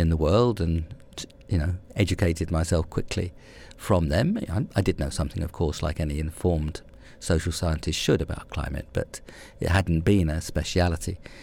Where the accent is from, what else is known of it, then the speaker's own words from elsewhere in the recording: London, United Kingdom; also born or lived in Hammersmith, London; I grew up in West London, uh, a bit of West London called Brentford, having been born about three miles further to the centre. uh, in a place called Hammersmith.